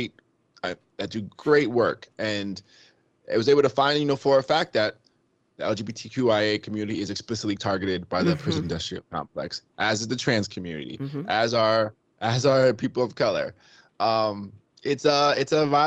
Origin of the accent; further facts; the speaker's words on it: Rockland County, New York, United States; also born or lived in Queens, New York; I was born in Queens and I moved to Rockland County